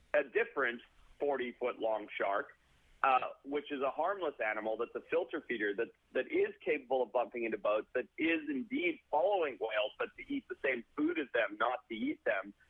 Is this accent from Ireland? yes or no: no; Zimbabwe; now in United States; growing up in Southern Africa and Zimbabwe, coming over to America